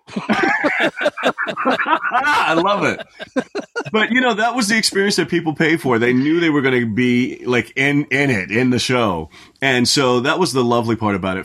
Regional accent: Orlando, Florida, United States; moved away; I grew up in Orlando

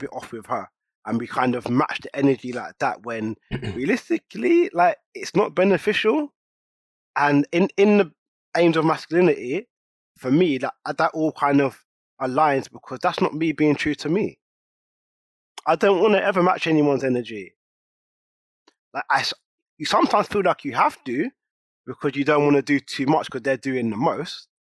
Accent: St. Lucia; now in London, United Kingdom; I'm from St. Lucia, I live in London, am I okay with that?

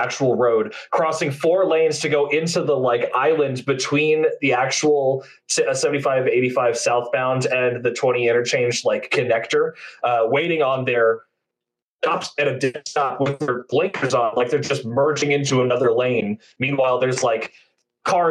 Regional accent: New York, United States; moved away; I'm originally from New York

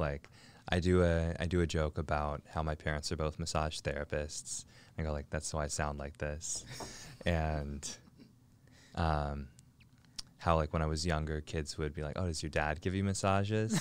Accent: Lake Forest Park, Washington, United States; also born or lived in North Seattle / Shoreline; born and raised in Lake Forest Park, suburb of Seattle.

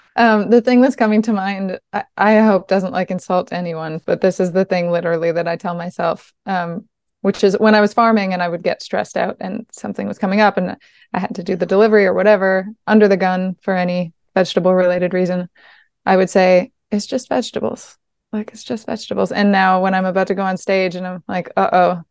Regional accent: East Coast of Quebec, Canada; I grew up on the East Coast of Quebec, uh, in a region that is very, very Francophone, but I grew up in a tiny community of Irish um, Irish folks

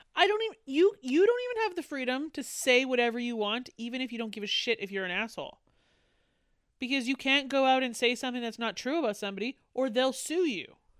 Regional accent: Canada; I am Canadian

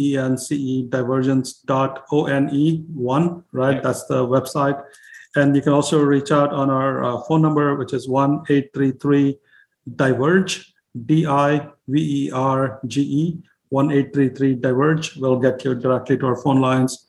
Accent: India; now in United States; when I was growing up in India

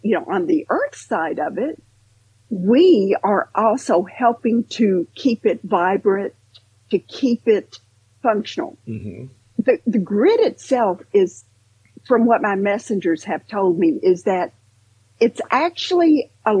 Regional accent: Western Kentucky, United States; growing up in Western Kentucky

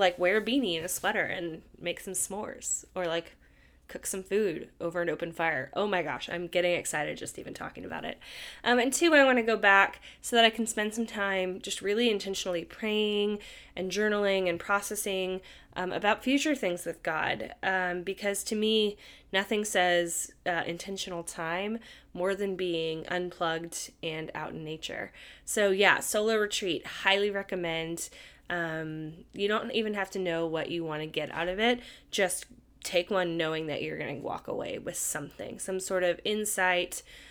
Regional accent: California, United States; something I didn't really grow up with as much growing up in the Bay Area.

